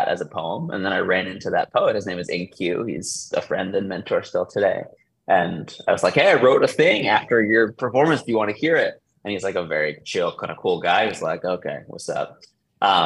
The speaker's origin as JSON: {"language": "English", "region": "New York", "country": "United States", "also_born_or_lived": "Brooklyn, New York", "moved": "as an adult", "lives_now": "Los Angeles, United States", "said": "I am from the Upper West Side of New York and lived in Brooklyn most of my life, living in LA right now"}